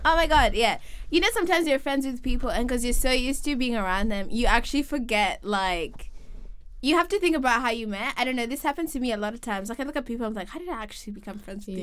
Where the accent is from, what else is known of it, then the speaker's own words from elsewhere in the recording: Kenya; moved away as an adult; we're both from Kenya and we moved here to study